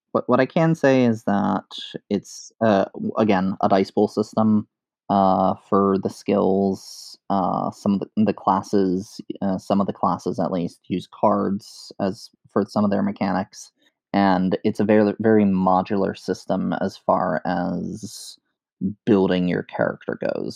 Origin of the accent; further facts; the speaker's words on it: New York City, New York, United States; I grew up in the Bronx, New York